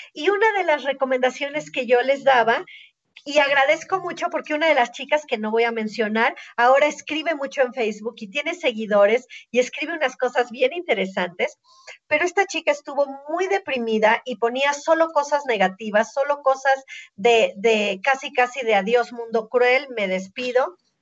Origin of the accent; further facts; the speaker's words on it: Mexico; Somos mexicanos